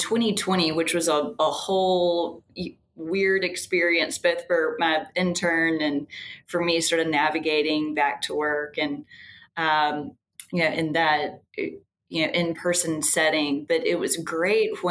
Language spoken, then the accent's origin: English; Birmingham, Alabama, United States; also born or lived in Richmond, Virginia; I grew up in Birmingham, have just been a lifelong cheerleader of the city